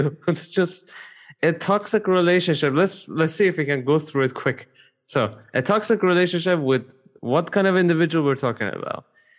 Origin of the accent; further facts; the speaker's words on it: Canada; Look, I am French, okay. But I am white, but I am Canadian.